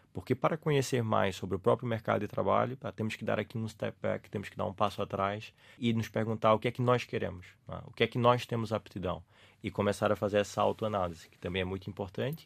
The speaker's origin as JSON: {"language": "Portuguese", "town": "Recife", "region": "Pernambuco", "country": "Brazil", "accent": "Brazilian", "moved": "yes", "lives_now": "Portugal", "said": "Sou de uma cidade chamada Recife, que fica no nordeste do Brasil"}